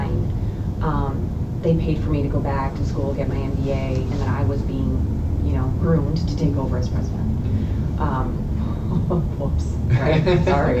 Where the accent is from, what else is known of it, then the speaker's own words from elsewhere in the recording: Chicago, Illinois, United States; moved away as an adult; also born or lived in Colorado / Louisiana / California; now in Wisconsin, United States; I grew up in Chicago